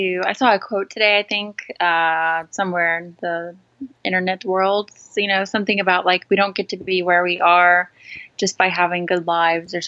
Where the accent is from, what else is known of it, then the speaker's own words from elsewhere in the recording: Charleston, South Carolina, United States; now in California, United States; I grew up in the South, in Charleston, South Carolina, which I love.